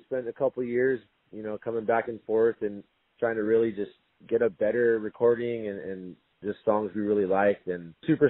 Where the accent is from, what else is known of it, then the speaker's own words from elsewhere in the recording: San Diego, California, United States; also born or lived in Maui; I'm born and raised in San Diego, North County here, and I've been playing, you know, kind of messing around with music forever. And then when I moved over to Maui